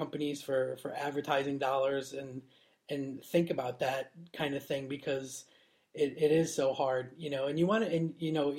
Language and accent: English; Niagara Falls, New York, United States; moved away as an adult; now in United Kingdom; I grew up in Niagara Falls. So. On the New York side.